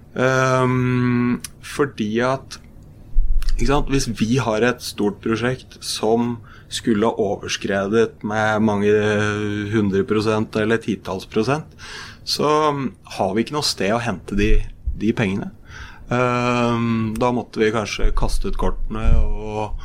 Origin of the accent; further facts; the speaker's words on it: Brumunddal, Innlandet, Norway; er jeg født og oppvokst i Brumunddal